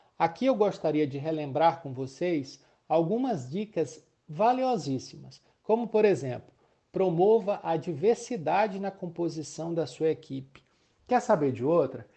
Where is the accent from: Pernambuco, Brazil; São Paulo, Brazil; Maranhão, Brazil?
Maranhão, Brazil; sou maranhense, sou casado